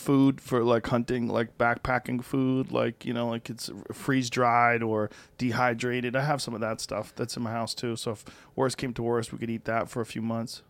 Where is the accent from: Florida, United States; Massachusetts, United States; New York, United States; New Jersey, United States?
Massachusetts, United States; moved away as an adult; now in Texas, United States; I grew up in the cold. I grew up in Massachusetts.